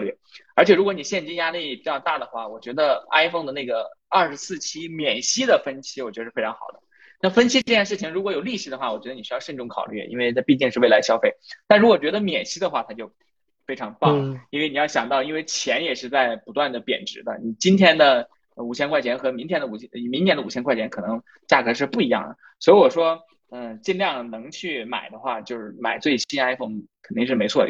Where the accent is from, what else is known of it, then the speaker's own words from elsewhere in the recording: Inner Mongolia, China; 我其实是内蒙人，但是我我家里面离东北特别近，因为你知道东北跟内蒙有东三省接壤的嘛。嗯，对，嗯，内蒙人。